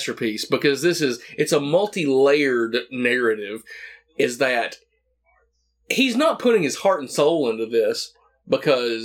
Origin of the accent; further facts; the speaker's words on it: the South, United States; a kid growing up in the South